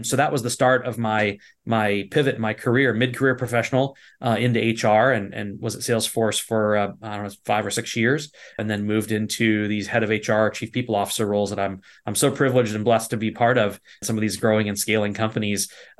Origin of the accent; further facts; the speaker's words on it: Virginia, United States; born there; I was born in Virginia, and my father was in the banking industry.